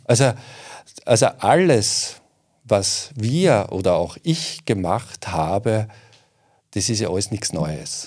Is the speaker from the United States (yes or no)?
no; southern Waldviertel, Lower Austria, Austria; im südlichen Waldviertel so interessiert, meiner Heimat.